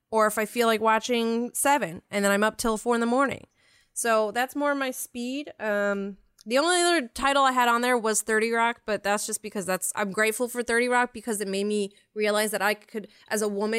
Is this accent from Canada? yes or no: yes; Canada; I'm Canadian.